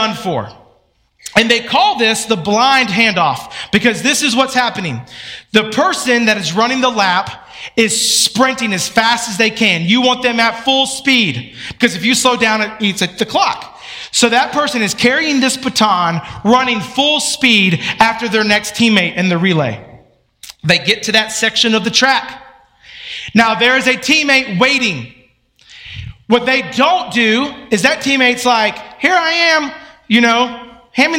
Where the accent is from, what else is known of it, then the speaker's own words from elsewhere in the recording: Atlanta, Georgia, United States; I grew up in Atlanta